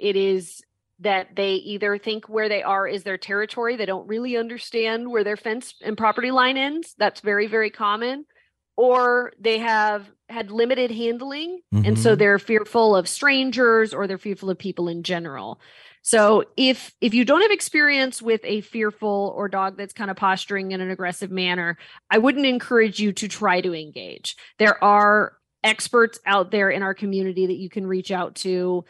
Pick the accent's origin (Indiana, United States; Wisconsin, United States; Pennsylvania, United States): Indiana, United States; Indianapolis; moved away as an adult; now in Texas, United States; And I grew up around Indianapolis.